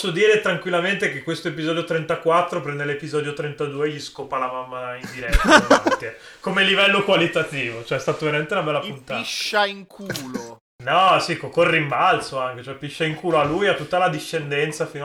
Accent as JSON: {"language": "Italian", "town": "Venice", "region": "Veneto", "country": "Italy", "tie": "born there", "lives_now": "Udine, Italy", "said": "io sono nato nella Serenissima, cioè a Udine mi sono solo trasferito"}